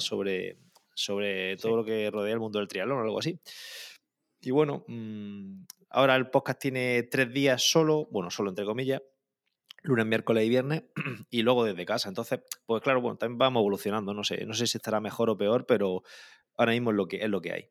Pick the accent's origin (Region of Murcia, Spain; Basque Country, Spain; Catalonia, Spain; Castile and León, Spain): Region of Murcia, Spain; Calasparra; also born or lived in Granada; now in Caravaca de la Cruz, Spain; soy de soy de Calasparra, de un pueblo del noroeste de Murcia, pero vivo en Caravaca, que está muy cerquita